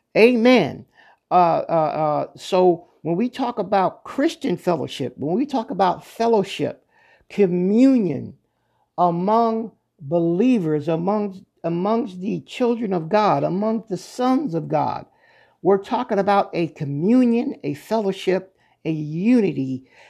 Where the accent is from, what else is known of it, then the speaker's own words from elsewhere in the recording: Pennsylvania, United States; moved away; I was originally, uh, born and raised in Pennsylvania